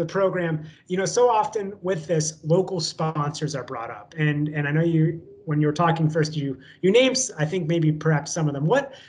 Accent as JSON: {"language": "English", "area": "Franklin County", "region": "Ohio", "country": "United States", "tie": "born or raised there", "said": "I grew up in Franklin County, but even I remember seeing, you know, farmland turn into development."}